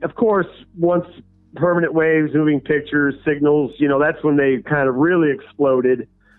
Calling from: St. Louis, Missouri, United States; St. Louis, Missouri.

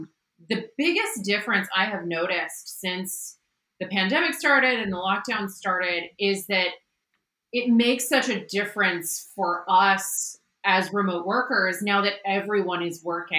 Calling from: Seattle, Washington, United States; I am joining you from beautiful Seattle, Washington.

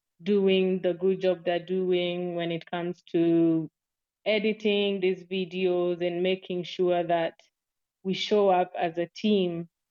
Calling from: Kenya; I'm speaking from Kenya.

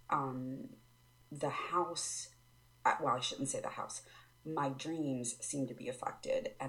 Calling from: Maryland, United States; I'm from Maryland.

